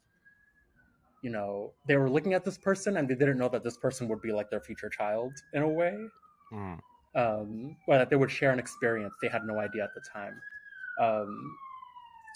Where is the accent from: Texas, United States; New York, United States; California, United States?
New York, United States; New York City; I'm from New York. I'm an artist and filmmaker, hailing from the Bronx, born and raised